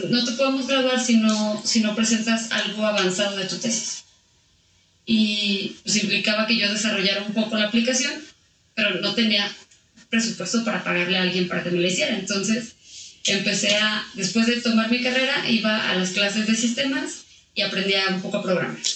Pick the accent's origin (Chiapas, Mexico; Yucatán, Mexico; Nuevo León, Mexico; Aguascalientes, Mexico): Aguascalientes, Mexico; pues mira, este, mi familia viene de Jalisco, eh, pero yo soy de aquí de Aguascalientes.